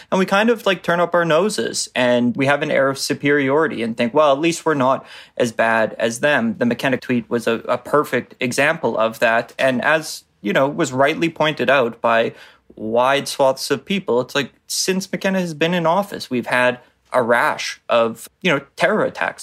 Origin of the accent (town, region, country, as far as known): Canada